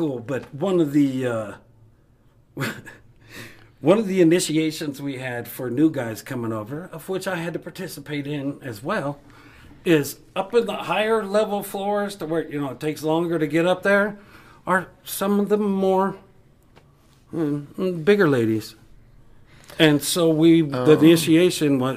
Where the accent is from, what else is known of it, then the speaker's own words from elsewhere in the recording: United States; I'm American